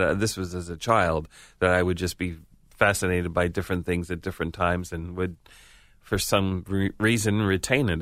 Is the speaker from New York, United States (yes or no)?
yes; New York, United States; being a New Yorker